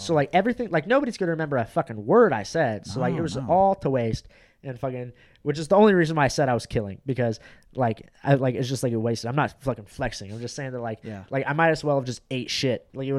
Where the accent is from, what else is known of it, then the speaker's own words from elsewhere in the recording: Orange County, California, United States; I'm from Orange County.